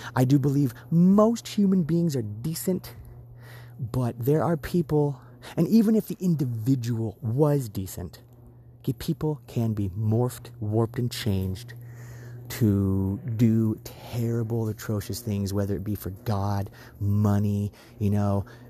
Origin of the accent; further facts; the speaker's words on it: United States; what my country means to me. I consider myself a patriot. I love this country